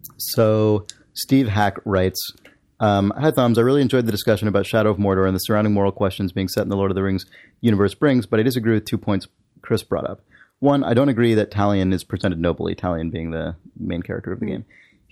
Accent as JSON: {"language": "English", "country": "Canada", "tie": "born or raised there", "said": "Since I grew up in Canada, I don't know a ton about my Mexican heritage, but my dad was always proud of his native background"}